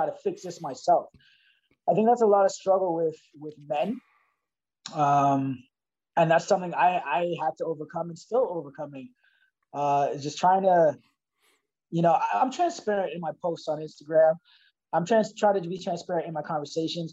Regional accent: Toronto, Ontario, Canada; growing up in Scarborough

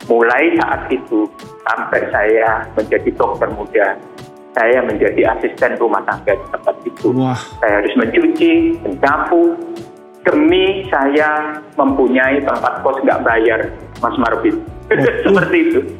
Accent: Surabaya, East Java, Indonesia; Saya mau jadi dokter di tanah ini asal saya dari Surabaya.

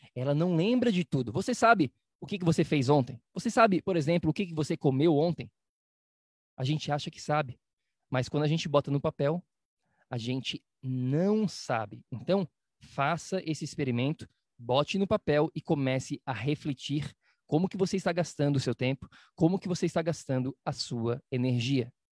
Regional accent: Florianópolis, Santa Catarina, Brazil; moved away; na minha cidade natal chamada Florianópolis

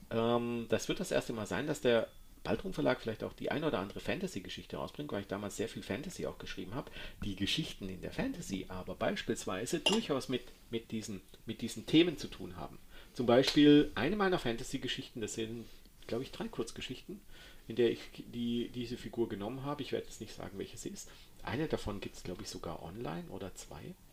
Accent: Baden-Württemberg, Germany; weil ich bin ja ein Schwabe und damit sparsam.

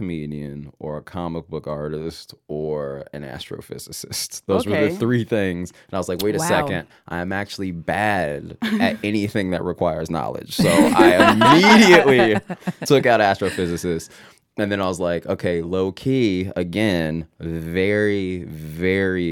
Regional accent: Marietta, Georgia, United States; now in Los Angeles, United States; I'm from Georgia.

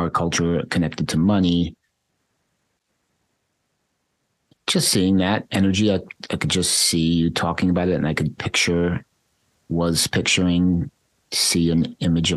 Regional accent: United States; growing up in United States capitalist consumerist culture

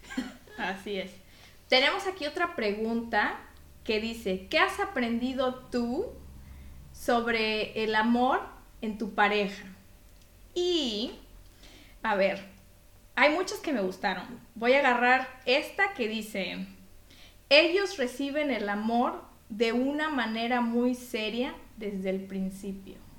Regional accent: Mexico; now in Belgium; yo como mexicana

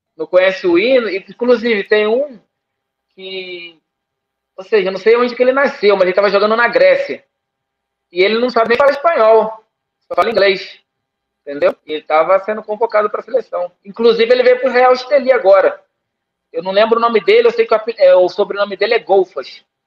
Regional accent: Brazil; now in Nicaragua; Eu sou brasileiro e, e nicaragüense.

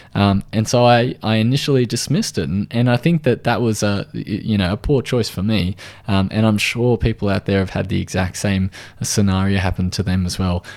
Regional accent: Australia

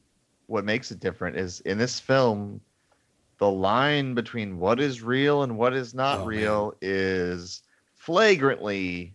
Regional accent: United States; being an American

